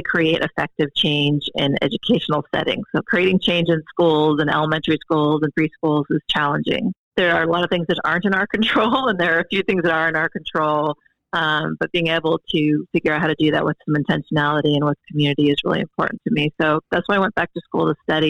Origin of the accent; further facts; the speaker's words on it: Berkeley, California, United States; I grew up in Berkeley, California